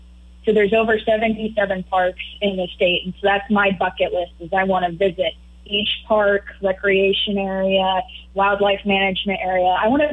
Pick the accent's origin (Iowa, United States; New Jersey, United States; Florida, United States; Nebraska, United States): Nebraska, United States; Grand Island; also born or lived in Lincoln, Nebraska / Omaha, Nebraska / North Platte, Nebraska; now in Kearney, United States; So I am a native Nebraskan, born and raised. Grew up in Grand Island, but bounced around the state quite often. So I've lived in Lincoln, Omaha, North Platte, returned to Grand Island a couple of times, and I'm currently in Kearney.